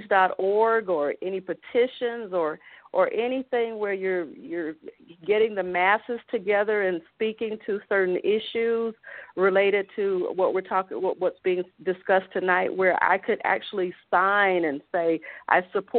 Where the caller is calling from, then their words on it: Colorado Springs, Colorado, United States; Hi. Yes, I'm … from Colorado Springs, and I was just calling.